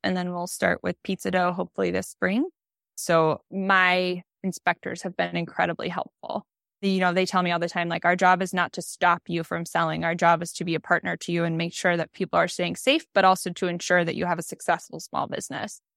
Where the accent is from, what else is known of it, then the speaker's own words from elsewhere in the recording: Boise, Idaho, United States; moved away as an adult; also born or lived in Switzerland; now in Des Moines, United States; Boise, where I grew up